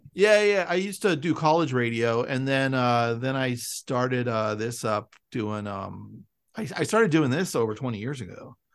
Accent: San Francisco, California, United States; I'm from San Francisco, and you know, I lived in the suburbs

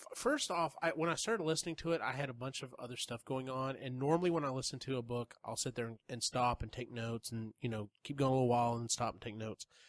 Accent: United States; being being an American

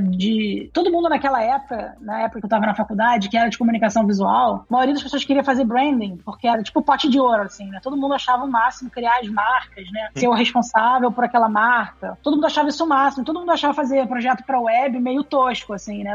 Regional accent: Rio de Janeiro, Brazil; Eu sou carioca, pra começar a conversa. eu sou do Rio. Enfim, eu eu morei a maior parte da minha vida no Rio

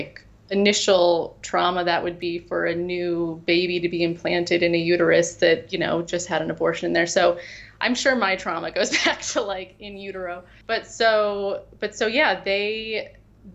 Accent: Boulder, Colorado, United States; moved away; I was born and raised in Boulder, Colorado

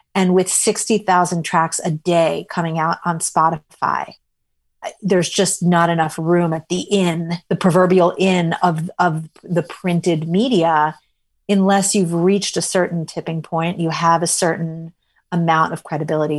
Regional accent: New York City, New York, United States; I was a sophisticated enough kid growing up in New York City

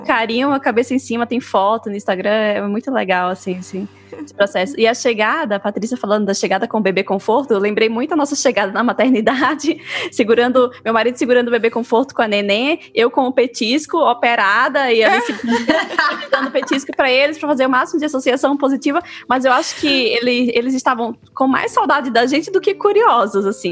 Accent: Maceió, Alagoas, Brazil; moved away as an adult; now in Mato Grosso do Sul, Brazil; eu sou de Maceió

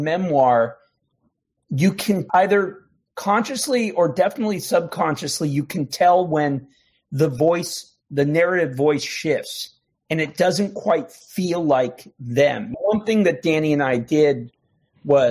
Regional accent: United States; also born or lived in Canada; I was born in Canada to Irish parents and grew up on the Mexican border

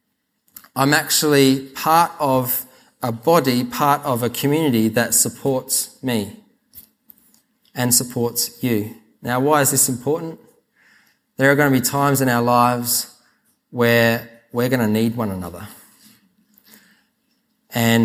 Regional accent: South Australia, Australia; I grew up in South Australia, so I call this Lego

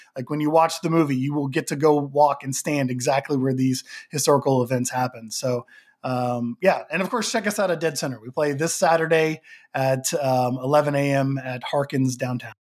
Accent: Oklahoma, United States; now in Los Angeles, United States; I live in Los Angeles, but, you know, born and raised in Oklahoma

